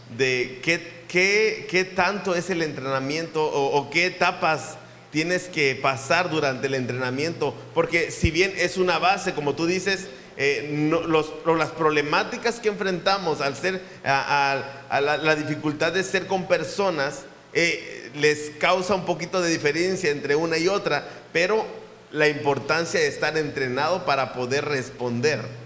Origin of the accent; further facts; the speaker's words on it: Papantla, Veracruz, Mexico; Somos papantecos de corazón